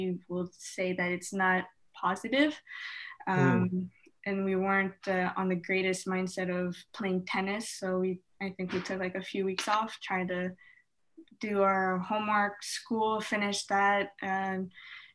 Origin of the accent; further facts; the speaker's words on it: Canada; us Canadians